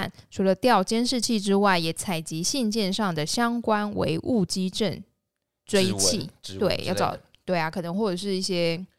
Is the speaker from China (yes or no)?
no; central Taiwan, Taiwan; 没有，我们中部人，中部人